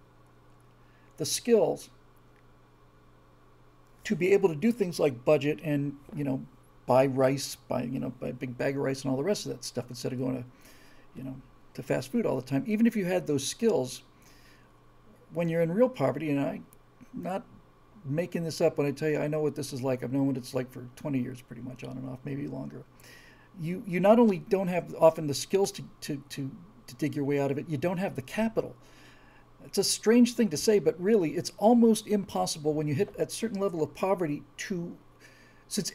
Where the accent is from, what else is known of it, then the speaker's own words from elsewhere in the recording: Key Biscayne, Florida, United States; moved away; where we grew up in Key Biscayne, Florida